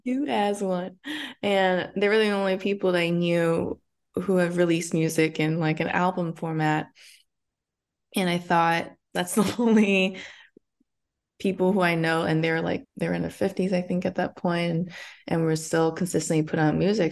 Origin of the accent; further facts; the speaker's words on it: Arcadia, California, United States; also born or lived in Monterey Park, California; I was, uh, essentially born and raised here, but I'm from Arcadia, which is twenty-five minutes away from where I currently am in Chinatown